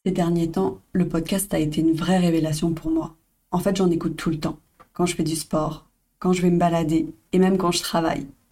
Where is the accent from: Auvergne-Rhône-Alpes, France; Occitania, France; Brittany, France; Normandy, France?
Brittany, France; Brest; moved away as an adult; now in Bali, Indonesia; mes origines, parce que je viens de Brest